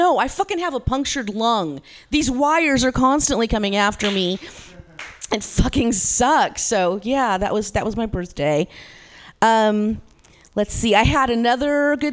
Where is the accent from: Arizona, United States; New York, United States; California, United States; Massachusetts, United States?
California, United States; Modesto; I'm from Modesto. I'm from 209 in the Central Valley here